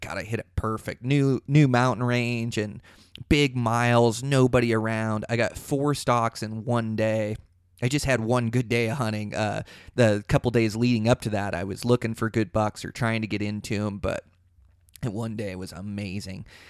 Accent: Seattle, Washington, United States; now in Montana, United States; I come from Seattle

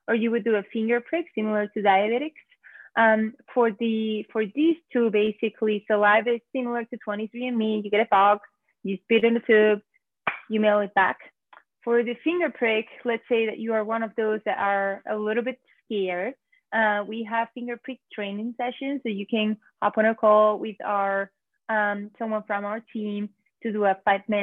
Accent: Spain; moved away as an adult; now in New York, United States; I'm originally from Spain.

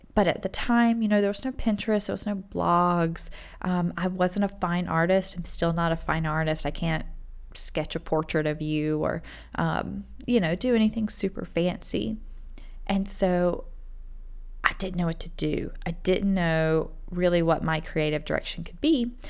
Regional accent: Rock Hill, South Carolina, United States; we had an amazing liberal arts university, uh, Winthrop University in our town also

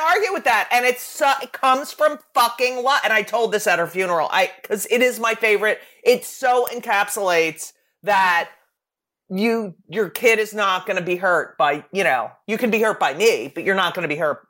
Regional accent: New Jersey, United States; my hometown paper in New Jersey

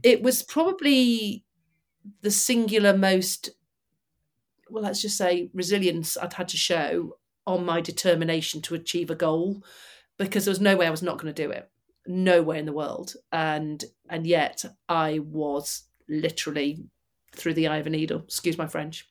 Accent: Manchester, North West England, United Kingdom; I'm from Manchester and grew up about twenty miles from them

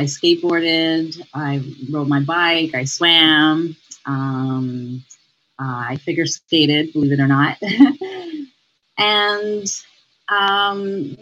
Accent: Montreal, Quebec, Canada; now in Toronto, Canada; I grew up in Montreal

